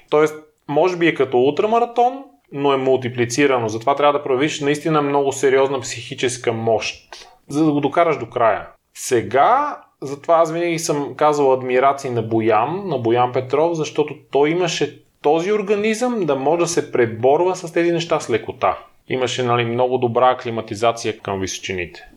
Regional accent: Lom, Montana Province, Bulgaria; moved away as an adult; now in Sofia, Bulgaria; Аз живеех до 19 ти годишнина. Роден съм в София, но след това а, моите родители отново се преместят в Лом. Основното и средното ми образование беше в Лом.

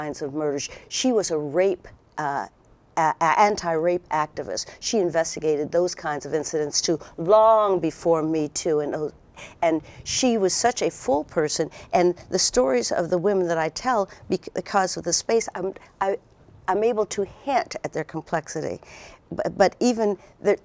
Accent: Erie, Pennsylvania, United States; moved away; also born or lived in New York; I grew up as in Erie, Pennsylvania, small town America.

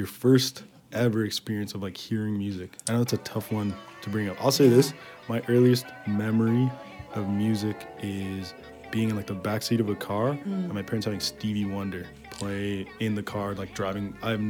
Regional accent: Pickering, Ontario, Canada; also born or lived in Ajax; Like I moved elementary schools in from like fourth grade to fifth grade. So pretty much the same time you did, but I'm talking like from Ajax to Pickering.

